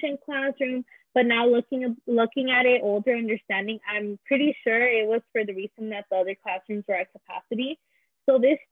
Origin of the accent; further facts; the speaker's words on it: Visalia, California, United States; first language Spanish; English is a second language; also born or lived in Azusa, California; I moved to Visalia in December of my first semester in third grade